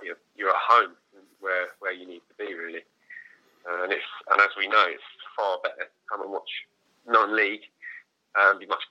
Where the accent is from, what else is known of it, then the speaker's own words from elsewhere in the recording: Hastings, South East England, United Kingdom; moved away; also born or lived in Canterbury; when I moved away from Hastings